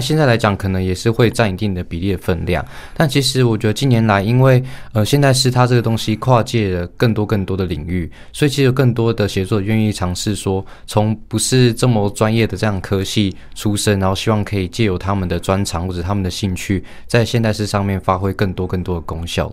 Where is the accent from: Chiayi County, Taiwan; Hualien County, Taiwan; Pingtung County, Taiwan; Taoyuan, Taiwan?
Hualien County, Taiwan; Hualien; moved away as an adult; 我是花莲人，花莲高中毕业